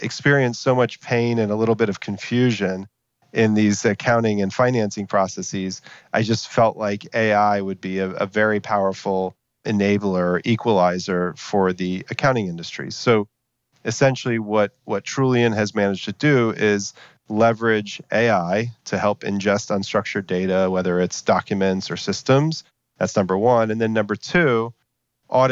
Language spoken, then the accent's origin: English; Texas, United States; I'm from Texas originally